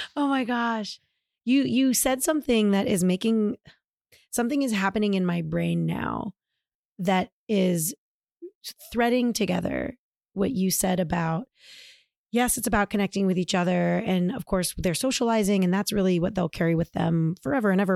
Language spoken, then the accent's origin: English; Tucson, Arizona, United States; moved away; also born or lived in Georgia; I grew up in Tucson